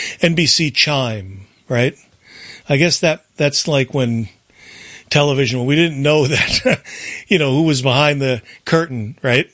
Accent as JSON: {"language": "English", "region": "New Jersey", "country": "United States", "tie": "born or raised there", "moved": "yes", "said": "a guy I grew up with in New Jersey, Brian... It turned out that we moved from New Jersey"}